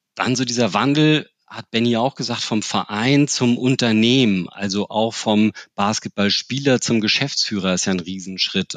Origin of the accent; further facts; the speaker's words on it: Hamburg, Germany; als Hamburger